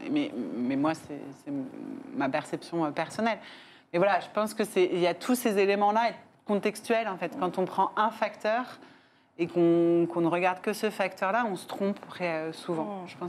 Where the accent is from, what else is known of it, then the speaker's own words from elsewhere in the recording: Paris, Île-de-France, France; moi, je suis une parisienne.